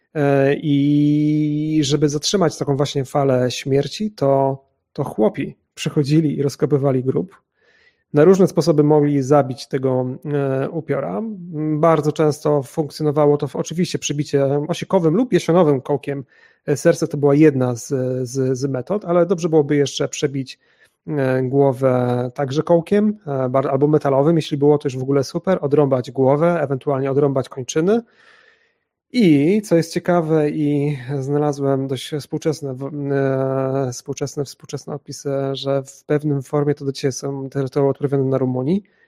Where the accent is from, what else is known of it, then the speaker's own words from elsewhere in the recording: Chojnice, Pomeranian Voivodeship, Poland; now in Kraków, Poland; jestem także u siebie w mojej rodzinnej miejscowości w Chojnicach na Pomorzu